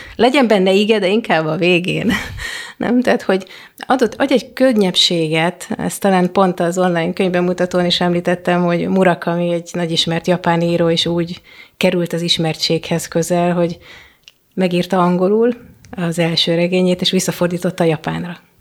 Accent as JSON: {"language": "Hungarian", "country": "Hungary", "first_language": "Hungarian", "moved": "yes", "said": "a anyanyelvemen"}